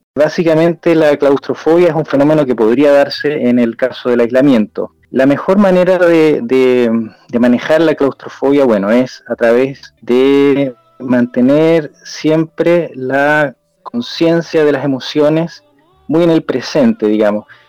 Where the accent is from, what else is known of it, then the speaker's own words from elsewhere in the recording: Chile; en mi país, en Chile